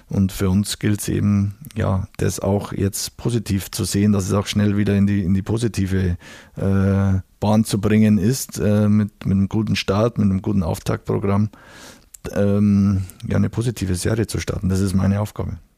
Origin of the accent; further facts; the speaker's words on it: Bavaria, Germany; ich bin aus Bayern und aus der Region und äh, kenne den Club natürlich schon, schon aus meiner Kindheit